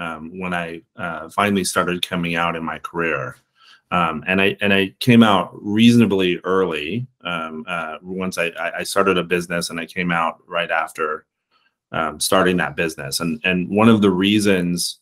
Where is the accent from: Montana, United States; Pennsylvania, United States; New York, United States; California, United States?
Montana, United States; moved away as an adult; I'm a native Montanan